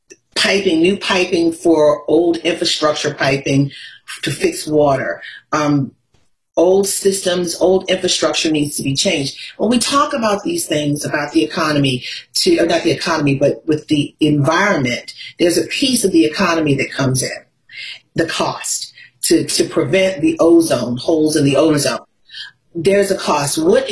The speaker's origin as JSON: {"language": "English", "town": "Baltimore", "region": "Maryland", "country": "United States", "said": "So you don't have to talk to me about pollution in a black and brown community. I'm from Baltimore."}